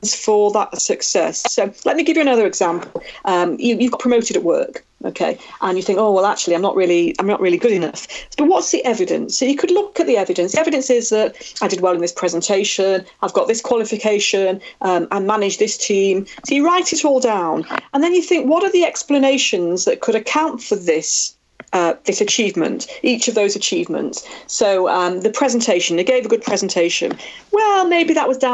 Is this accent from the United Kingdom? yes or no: yes; Manchester, North West England, United Kingdom; the Manchester Arena bomb 2 years ago in my hometown